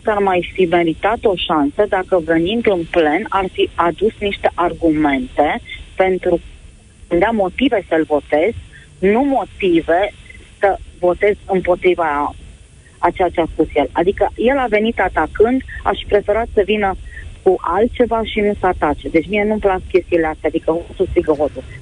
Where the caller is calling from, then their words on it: Bacău, Bacău County, Romania; sunt de la Bacău.